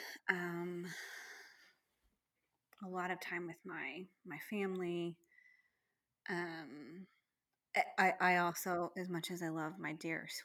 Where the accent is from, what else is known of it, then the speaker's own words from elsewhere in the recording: Texas, United States; we're from Texas.